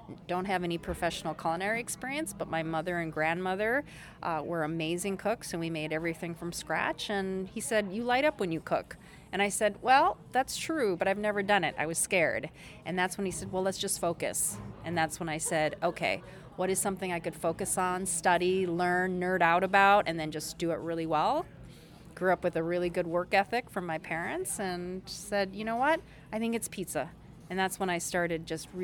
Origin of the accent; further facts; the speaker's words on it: Minnesota, United States; also born or lived in South Korea / New York; born in Korea. Our family immigrated to Minnesota when I was 4. And pretty much K through 12, grew up in Minnesota, so I'm Minnesotan